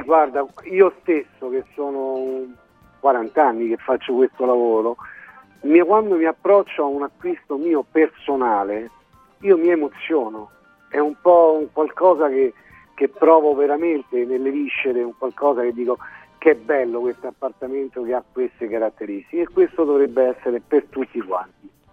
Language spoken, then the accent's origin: Italian; Rome, Lazio, Italy; siamo entrambi del Predestino Labicano e le nostre prime agenzie le abbiamo aperte proprio esattamente lì e io in particolar modo dove c'era la macelleria della buonanima di mio padre